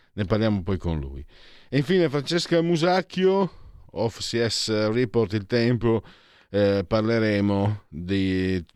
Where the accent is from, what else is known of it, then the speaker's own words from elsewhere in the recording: Italy; also born or lived in Lombardy; io vengo sai dal Friuli Veneto, le esportazioni, eh, ma comunque anche dalla Lombardia